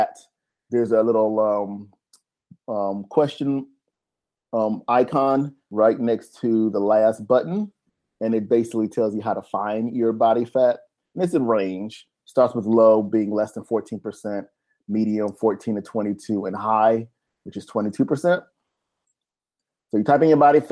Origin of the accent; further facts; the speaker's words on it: United States; we're from America